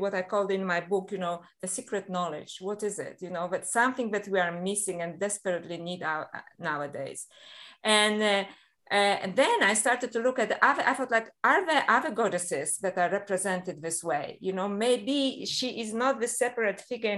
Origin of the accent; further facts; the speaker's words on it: Poland; moved away; I was a little girl and I was brought up in Catholic Poland